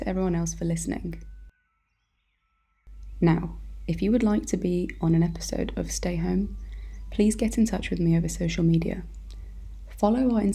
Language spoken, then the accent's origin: English; London, United Kingdom; also born or lived in Kosovo; I grew up in northwest London, but I was born in Kosovo in the early 90s.